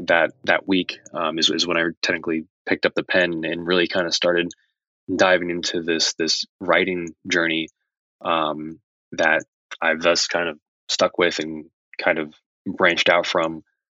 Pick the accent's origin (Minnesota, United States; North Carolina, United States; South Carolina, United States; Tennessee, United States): North Carolina, United States; Raleigh; also born or lived in Massachusetts; I was born in Massachusetts, lived there for a few years, and then my dad's job took us down to North Carolina, to like the Raleigh Apex area.